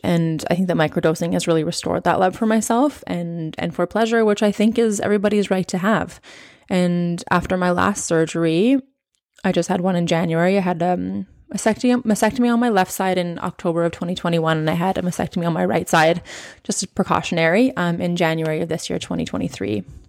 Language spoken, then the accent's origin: English; Okanagan, British Columbia, Canada; moved away as an adult; now in New Zealand; we were raised as teenagers in the Okanagan, which is, if you're not from Canada or you're not from B C, it is in the interior of British Columbia.